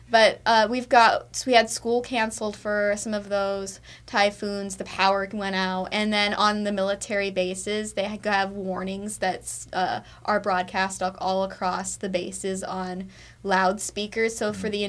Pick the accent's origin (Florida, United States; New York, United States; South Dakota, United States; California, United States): South Dakota, United States; Sioux Falls; Well, I'm from Sioux Falls, South Dakota, like you said. It is so much colder